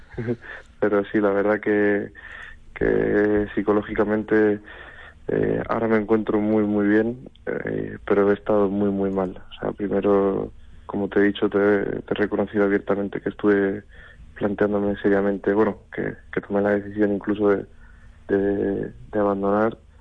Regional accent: Madrid, Community of Madrid, Spain; como madrileño eh, y como torero que se ha criado en la Plaza de Toros de Madrid

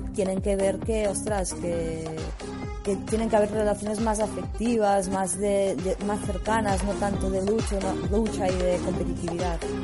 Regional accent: Olot, Catalonia, Spain; moved away as an adult; now in Barcelona, Spain; un proyecto que había en, mi pueblo que era Olot Wireless.

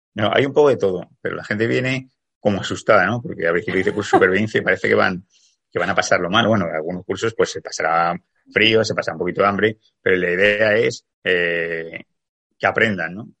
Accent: Zaragoza, Aragon, Spain; now in Canary Islands, Spain; yo soy de Zaragoza, aunque vivo en Canarias

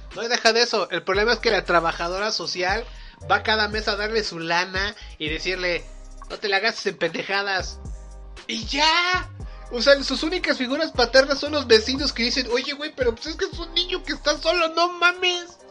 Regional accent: Mexico; Somos mexicanos.

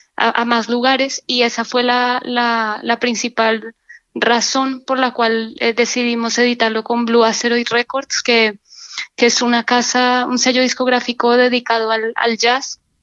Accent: Colombia; moved away as an adult; also born or lived in Barcelona, Spain; now in Seville, Spain; en España vine de Colombia hace 15 años

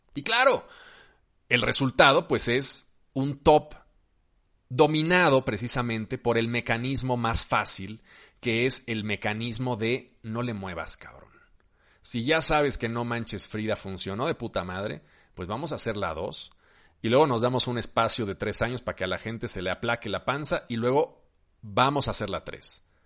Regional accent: Mexico

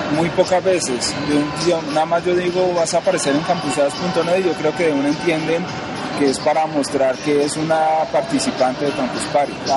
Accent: Cali, Valle del Cauca, Colombia; moved away as an adult; now in Bogotá, Colombia; Yo vivo en Bogotá, Colombia, eso soy de Cali, yo estudié mi carrera de ingeniería allá

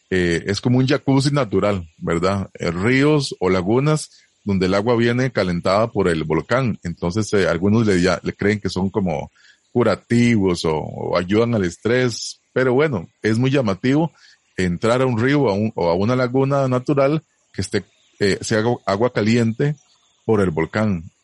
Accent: Costa Rica; nosotros que somos de aquí

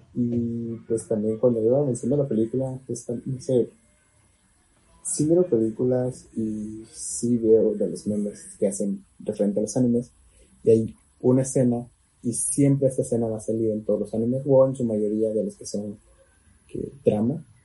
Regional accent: Mexico

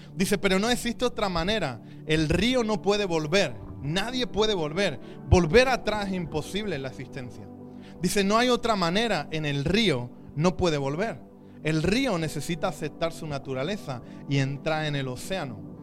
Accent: Chipiona, Andalusia, Spain; mi pueblo, Chipiona, de dónde viene el langostino

